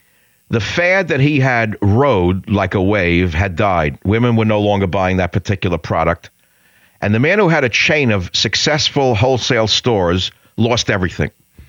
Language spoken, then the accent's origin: English; New York City, New York, United States; moved away as an adult; also born or lived in Fiji; And then I left home. I moved away from New York City.